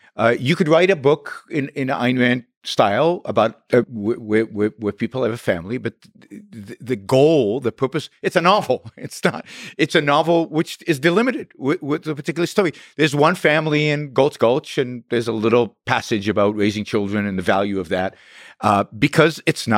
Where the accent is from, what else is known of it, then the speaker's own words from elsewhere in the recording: Israel; I grew up in Israel at a time of everything was geared towards patriotism and the state.